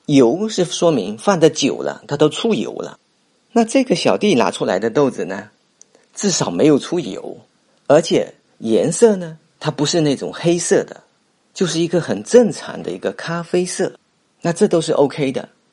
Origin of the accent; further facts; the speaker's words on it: Fuzhou, Fujian, China; 我从小就是在这里长大的